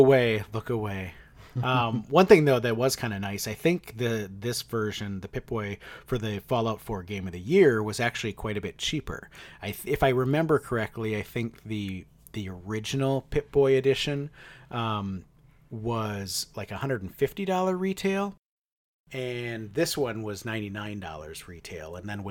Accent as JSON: {"language": "English", "region": "Wisconsin", "country": "United States", "tie": "born or raised there", "said": "They were not common where I grew up in Wisconsin."}